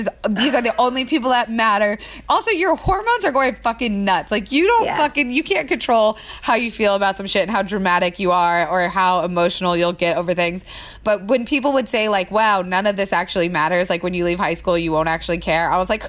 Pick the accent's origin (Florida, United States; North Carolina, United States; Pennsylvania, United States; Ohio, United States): Florida, United States; now in Los Angeles, United States; growing up in Florida